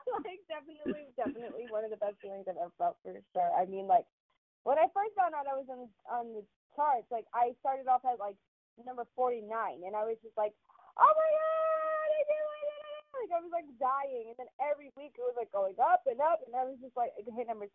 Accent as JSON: {"language": "English", "town": "New York City", "region": "New York", "country": "United States", "tie": "born or raised there", "also_born_or_lived": "Connecticut", "said": "I'm from New York, so I like grew up around all cultures"}